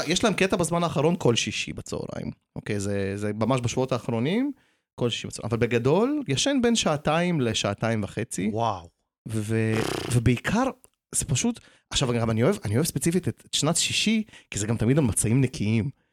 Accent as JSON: {"language": "Hebrew", "town": "Jaffa", "region": "Tel Aviv District", "country": "Israel", "tie": "born or raised there", "said": "כשעלינו לארץ הייתי גר בגן, כאילו גרנו ביפו והייתי הולך לגן כזה"}